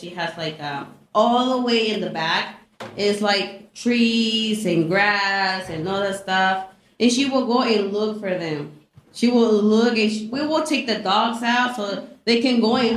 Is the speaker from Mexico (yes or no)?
yes; Mexico; moved away; also born or lived in Chicago; I was actually born in Chicago, but I was raised in Mexico